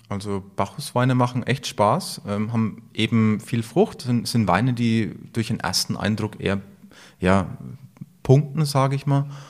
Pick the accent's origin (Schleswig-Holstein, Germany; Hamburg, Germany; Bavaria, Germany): Bavaria, Germany; Franconia; Bei uns in Franken